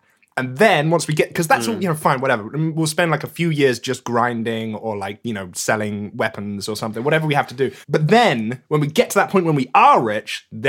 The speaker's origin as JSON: {"language": "English", "country": "United Kingdom", "said": "we're British"}